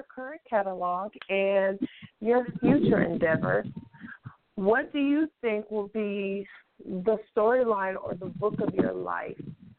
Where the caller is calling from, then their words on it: California, United States; Hello, this is Carrie. I'm calling from the Bay Area.